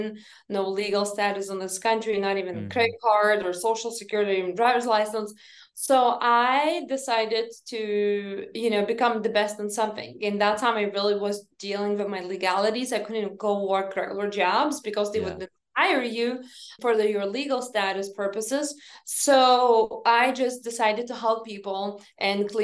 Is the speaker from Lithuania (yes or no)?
yes; Lithuania; moved away; when I grew up in Lithuania, my mom said that never lie, never steal, and never cheat